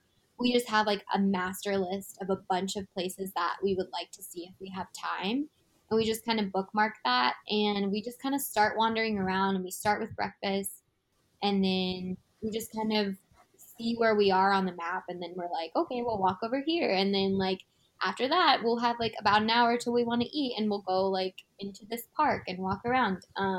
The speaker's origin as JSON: {"language": "English", "country": "United States", "said": "we're from the United States. We are visiting"}